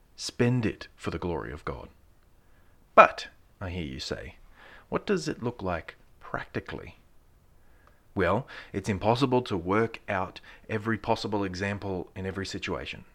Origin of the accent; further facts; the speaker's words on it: Australia; being an Australian